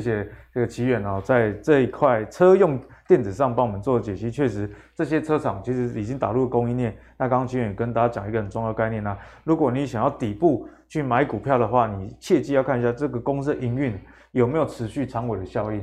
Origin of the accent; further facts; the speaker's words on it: Taiwan; 我们台湾人嗯。奴性这么重